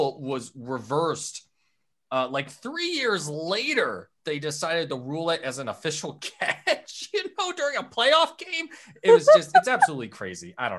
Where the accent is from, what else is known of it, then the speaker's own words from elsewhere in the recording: United States; growing up in the States, my high school was a bit of an enigma